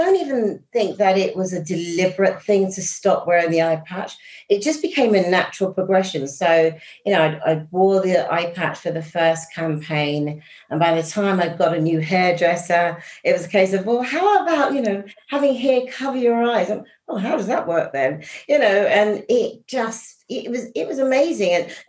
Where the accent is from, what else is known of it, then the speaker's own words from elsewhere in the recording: East London, London, United Kingdom; born there; because I'm an East London, I was born in East London, although not raised, but I loved E17, incredible.